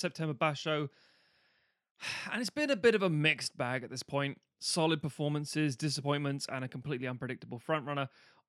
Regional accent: United Kingdom; being British, we live on an island of fairly moderate

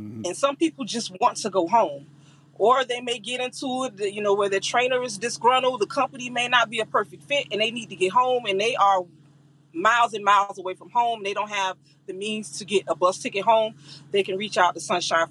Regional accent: Florida, United States; I'm from Florida

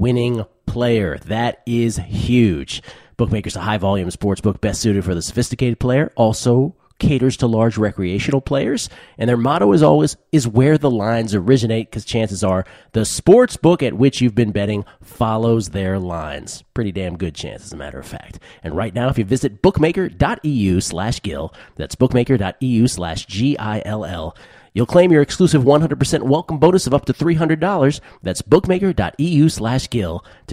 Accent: Washington, District of Columbia, United States; moved away; my hometown, Washington, D.C.

